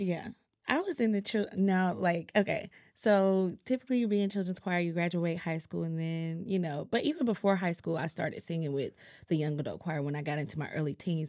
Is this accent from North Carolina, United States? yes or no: yes; Greenville, North Carolina, United States; Greenville, North Carolina, two five two